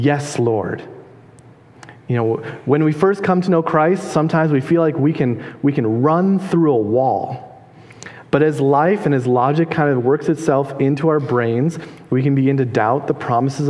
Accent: Minnesota, United States; I'm from Minnesota.

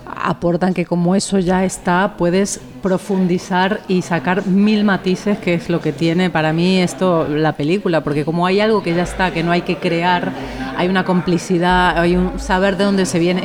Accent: Argentina; now in Spain; Argentina, que es donde yo nací

